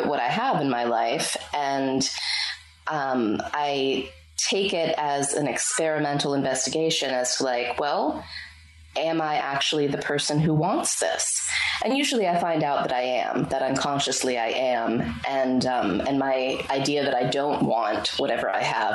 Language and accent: English; Pittsburgh, Pennsylvania, United States; moved away as an adult; now in Bali, Indonesia; I got to move from my hometown of Pittsburgh to Bali, Indonesia